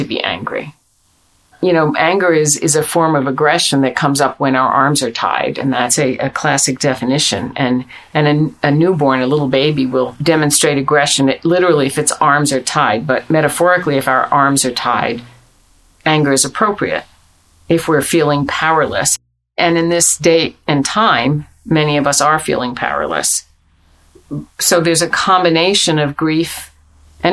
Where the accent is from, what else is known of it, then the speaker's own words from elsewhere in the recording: United States; we're American